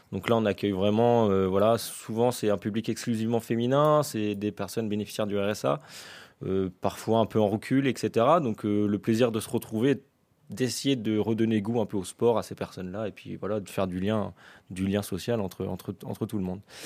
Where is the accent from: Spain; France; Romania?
France; L'Aigle, Normandy; je suis originaire de l'Aigle, hein, depuis tout petit, je suis né ici